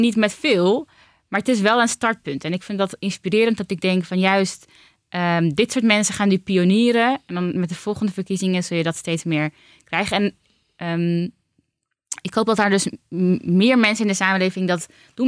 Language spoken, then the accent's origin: Dutch; Utrecht, Netherlands; Ik ben geboren en getogen Utrechter